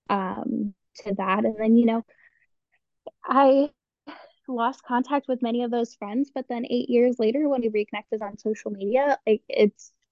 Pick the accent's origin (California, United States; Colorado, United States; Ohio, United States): Ohio, United States; Cleveland; And so that's how I ended up here and I'm from Cleveland and you know the whole rundown.